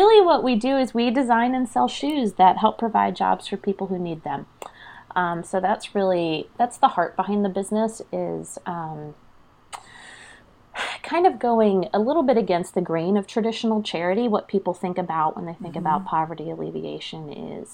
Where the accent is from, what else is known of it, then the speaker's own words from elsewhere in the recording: Pennsylvania, United States; moved away as an adult; now in North Carolina, United States; I am a native Pennsylvanian. So I grew up in the Northeast